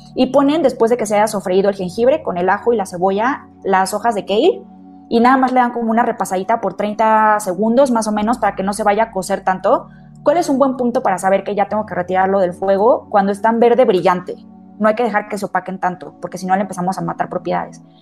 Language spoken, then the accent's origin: Spanish; Mexico; todos nosotros como mexicanos